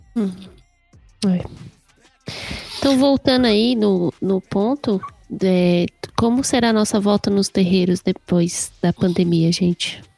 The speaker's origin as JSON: {"language": "Portuguese", "town": "Guarulhos", "region": "São Paulo", "country": "Brazil", "tie": "born or raised there", "said": "estudar numa escola assim de periferia, vamos dizer assim, que eu sou do Pimentas."}